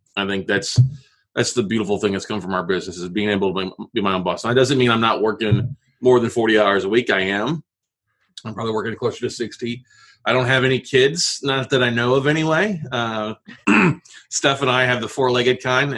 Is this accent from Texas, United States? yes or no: yes; Corpus Christi, Texas, United States; now in Austin, United States; I grew up in Corpus Christi yep. on the ocean, Gulf of Mexico